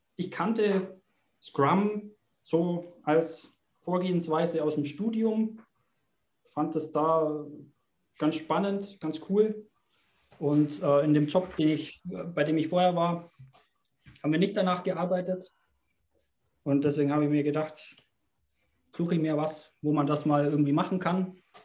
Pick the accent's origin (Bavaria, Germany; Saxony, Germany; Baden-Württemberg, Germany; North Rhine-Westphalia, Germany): Bavaria, Germany; als Bayer